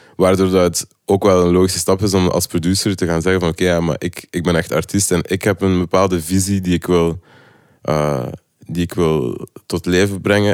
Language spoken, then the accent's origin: Dutch; Lokeren, Flanders, Belgium; also born or lived in Ghent; now in Brussels, Belgium; ik ben van Lokeren, ik heb dan in Gent gewoond